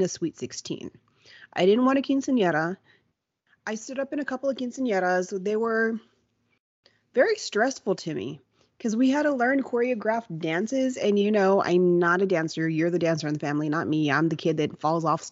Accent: Kingsville, Texas, United States; we're from Kingsville

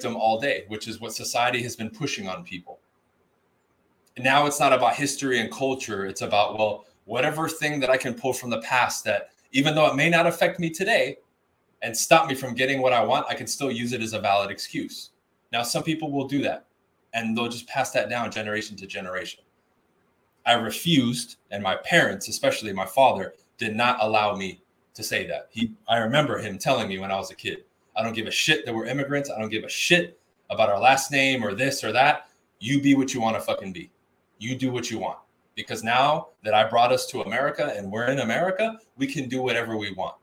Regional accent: Huntington Park, California, United States; I grew up in Huntington Park, California, which is right next to South

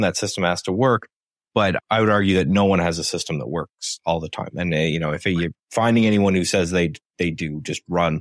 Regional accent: Canada; I'm Canadian

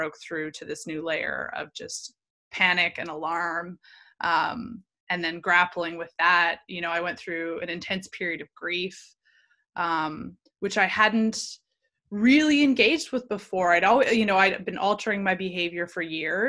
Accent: Vancouver, British Columbia, Canada; I grew up in Vancouver and BC and Canada.

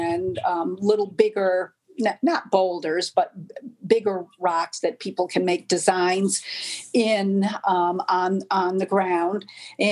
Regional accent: Rhode Island, United States; moved away; that's where I grew up in Rhode Island

